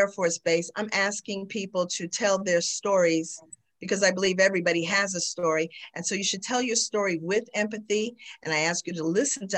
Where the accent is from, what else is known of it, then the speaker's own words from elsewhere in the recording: New York, United States; Growing up in New York